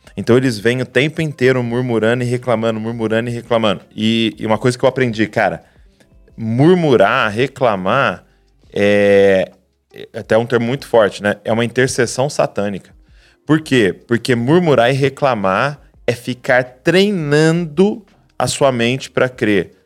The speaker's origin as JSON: {"language": "Portuguese", "country": "Brazil", "said": "para nós como brasileiros"}